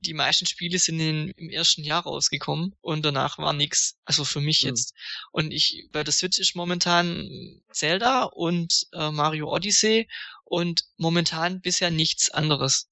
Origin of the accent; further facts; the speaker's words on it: Swabia, Germany; Ich bin ja auch Schwabe